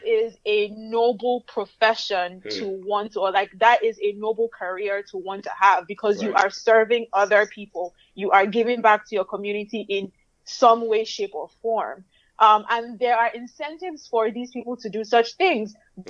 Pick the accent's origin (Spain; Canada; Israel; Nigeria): Nigeria; accent: Nigerian; now in Boston, United States; growing up in Nigeria